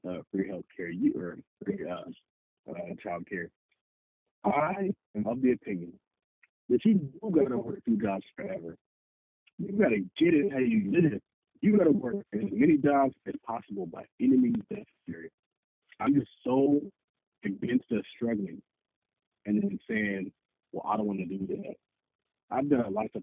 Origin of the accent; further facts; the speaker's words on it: California, United States; I grew up in California.